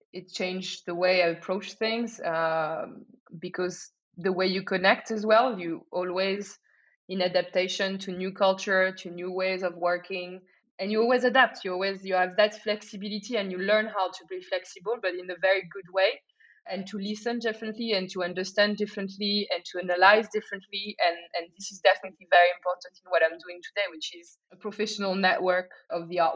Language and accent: English; France; moved away as an adult; also born or lived in Shanghai, China / Hong Kong; now in Lisbon, Portugal; I am originally from France, but I've done my entire career abroad.